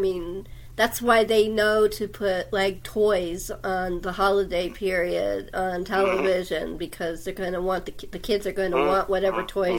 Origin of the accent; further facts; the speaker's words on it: Los Angeles, California, United States; now in San Diego, United States; even though I love Los Angeles, and it is my hometown